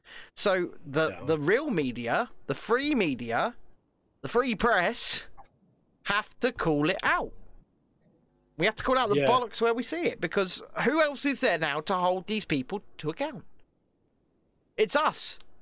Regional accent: Scotland, United Kingdom; I almost sound Irish, but I'm not, honestly. I'm Scottish.

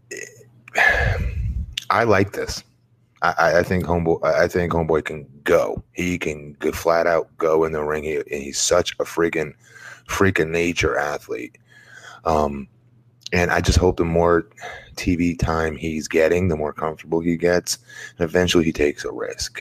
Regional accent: United States; I'm American, I don't share that accent with them

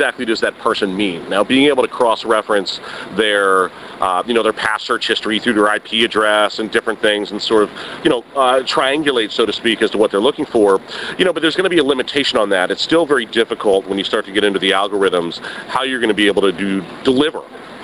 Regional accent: Miami, Florida, United States; I grew up in Miami

